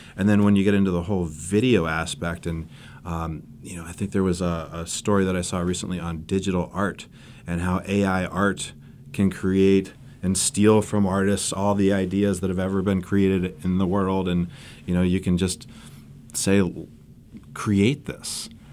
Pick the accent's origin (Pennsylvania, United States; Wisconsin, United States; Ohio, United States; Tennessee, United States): Ohio, United States; Cleveland; moved away as an adult; also born or lived in Kalamazoo, Michigan / Charlotte; That's my hometown in Cleveland